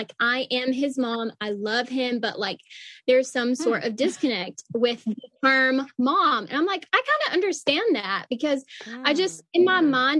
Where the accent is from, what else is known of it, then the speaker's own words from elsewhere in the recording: the South, United States; now in Dallas, United States; I'm from the South